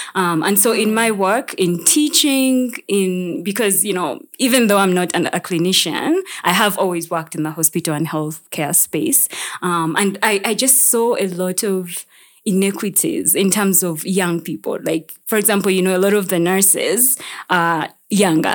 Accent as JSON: {"language": "English", "country": "Uganda", "said": "I'm from Uganda"}